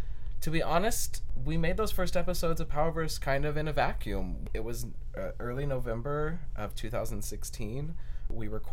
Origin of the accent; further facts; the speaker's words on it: Portland, United States; moved away as an adult; also born or lived in New York / Berlin; I love Portland. Portland is my hometown. It's where I grew up.